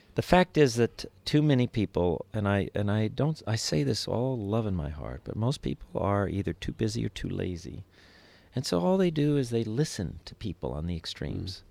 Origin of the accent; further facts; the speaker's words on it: Los Angeles, California, United States; I was born in East Los Angeles